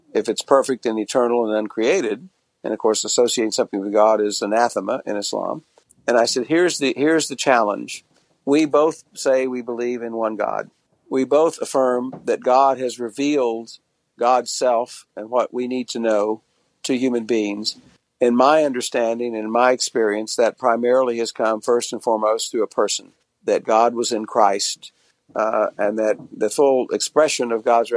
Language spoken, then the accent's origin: English; Tulsa, Oklahoma, United States; I was born in Tulsa, Oklahoma in 1950 into a Protestant family